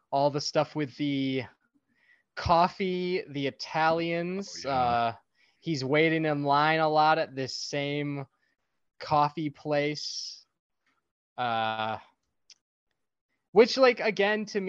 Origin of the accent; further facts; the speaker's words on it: Chicago, Illinois, United States; growing up in Chicago